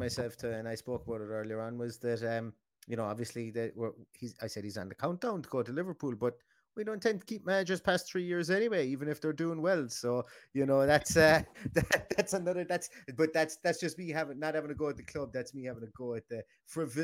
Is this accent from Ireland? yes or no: yes; Ireland; we're Irish